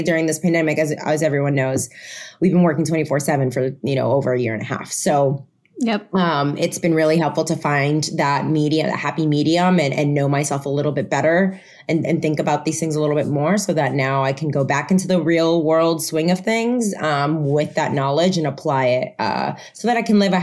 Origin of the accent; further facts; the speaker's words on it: Puerto Rico; first language Spanish; English is a second language; also born or lived in Florida; now in New York, United States; I went to an American school in Puerto Rico since I was in school. So English, while Spanish was my first language, English was right there with it.